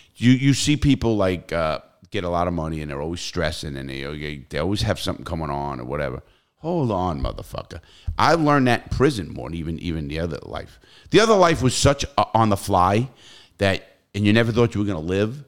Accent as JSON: {"language": "English", "region": "New York", "country": "United States", "also_born_or_lived": "South Florida", "moved": "yes", "said": "we're from New York, same area, same everything"}